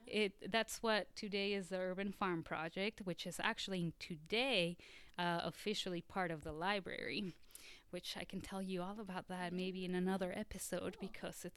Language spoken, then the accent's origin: English; Mexico City, Mexico; also born or lived in Seattle, Washington; now in Arkansas, United States; I grew up in Mexico City, so kind of a concrete jungle kind of girl. And then I moved to Washington State, and I went to college in Seattle.